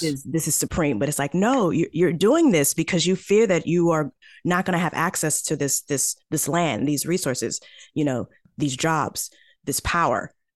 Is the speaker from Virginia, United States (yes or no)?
no; St. Louis, Missouri, United States; I am from Saint Louis, Missouri.